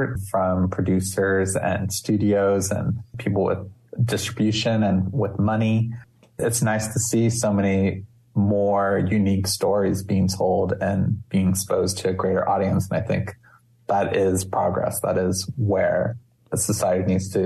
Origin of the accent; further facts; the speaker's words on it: Maui, Hawaii, United States; moved away; growing up in Hawaii